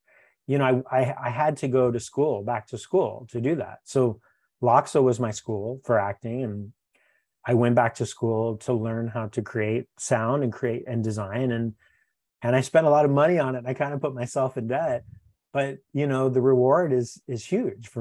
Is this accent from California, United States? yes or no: yes; West Covina, California, United States; now in Los Angeles, United States; where I grew up in West Covina, there was a community playhouse.